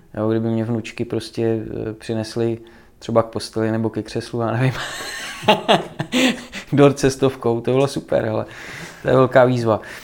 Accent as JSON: {"language": "Czech", "country": "Czechia", "tie": "born or raised there", "said": "jsem z Krkonoší, jak já vyrůstal na horách"}